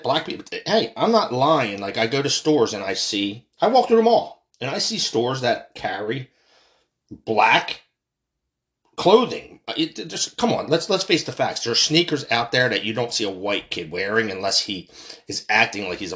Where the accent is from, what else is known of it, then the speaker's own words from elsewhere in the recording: United States; I'm American. I'm from this country. I was born and raised here in an American hospital.